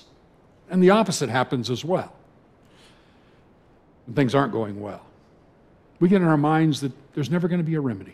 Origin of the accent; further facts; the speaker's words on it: California, United States; moved away as an adult; as a Californian